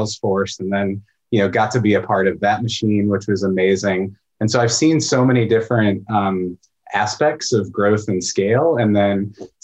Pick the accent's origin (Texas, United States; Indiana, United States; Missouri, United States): Missouri, United States; just outside of St. Louis; moved away as an adult; now in Portland, United States; I grew up in just outside of St. Louis, Missouri, but I've been in Portland since 2001.